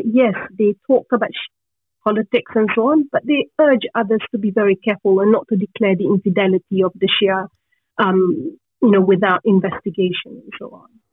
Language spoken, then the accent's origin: English; northern Malaysia, Malaysia; moved away; also born or lived in Egypt; I'm half Egyptian uh, and half Malaysian, and I grew up in Malaysia, although I was born in Egypt and lived there for a while